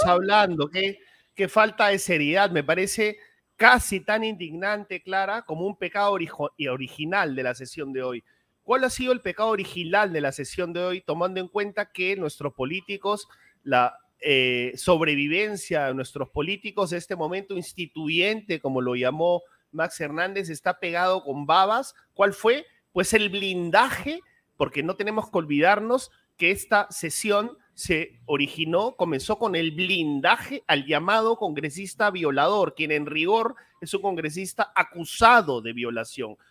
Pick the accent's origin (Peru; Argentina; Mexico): Peru; yo sí me siento herido como peruano